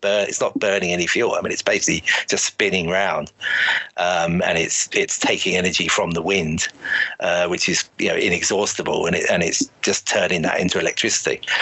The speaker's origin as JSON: {"language": "English", "town": "Shoreham-by-Sea", "region": "South East England", "country": "United Kingdom", "tie": "born or raised there", "also_born_or_lived": "London", "moved": "as an adult", "said": "I'm actually from Shoreham originally, um, which is a um, a port you know on the south coast in Sussex. Grew up there"}